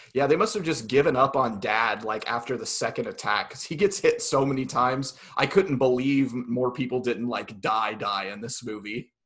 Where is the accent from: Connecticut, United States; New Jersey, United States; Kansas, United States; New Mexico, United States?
Kansas, United States; southeast; also born or lived in Hutchinson, Kansas / Emporia, Kansas; the smaller town and very far southeast Kansas that I grew up